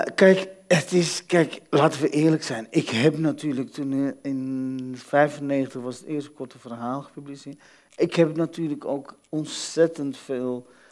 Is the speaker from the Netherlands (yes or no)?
yes; Netherlands; als kind in Nederland